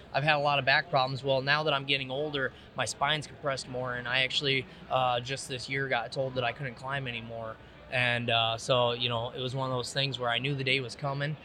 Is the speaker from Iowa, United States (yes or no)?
yes; Davenport, Iowa, United States; now in East Moline, United States; I grew up in Iowa. Uh, you know, Davenport